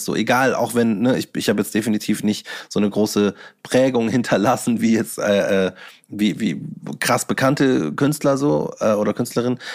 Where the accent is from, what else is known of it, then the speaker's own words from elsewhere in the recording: Bavaria, Germany; ich bin Bayer, egal was ihr sagt oder was ihr gerne hättet, dass ein Bayer ist oder wie ein Bayer ausschaut, so ich bin's